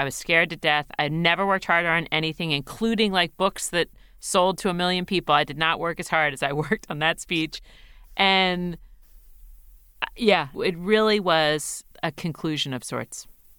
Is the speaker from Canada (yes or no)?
yes; Manitoba, Canada; I'm from Manitoba.